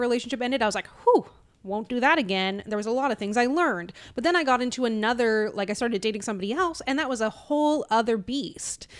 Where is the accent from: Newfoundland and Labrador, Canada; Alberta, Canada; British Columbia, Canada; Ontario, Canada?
Newfoundland and Labrador, Canada; moved away; growing up in Newfoundland